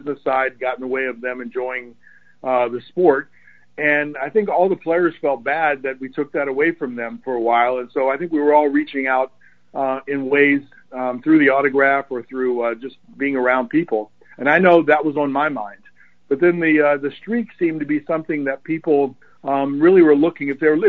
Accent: Baltimore, Maryland, United States; When I was a kid, I grew up around the Orioles. My dad was, as you said, was with the Oriole organization. But it was really easy in the Baltimore area to be an Oriole fan.

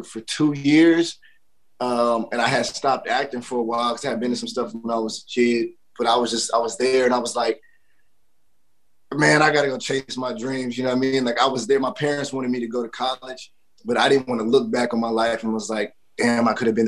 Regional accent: Dallas, Texas, United States; moved away; also born or lived in New York; I'm from Dallas, Texas, out of Triple D.

